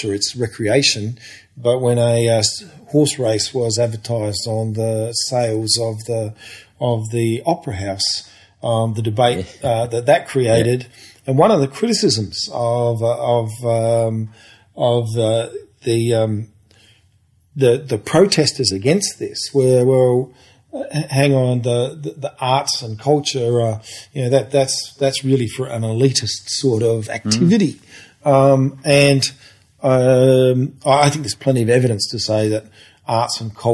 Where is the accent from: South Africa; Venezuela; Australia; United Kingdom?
Australia; Port Pirie, South Australia; I grew up in Port Pirie, which is a couple of hours north of here